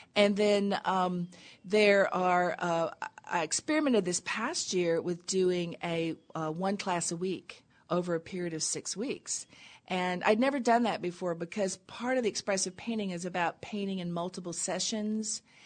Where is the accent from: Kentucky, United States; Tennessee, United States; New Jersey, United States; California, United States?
Tennessee, United States; I grew up in Tennessee in a little tiny town on a river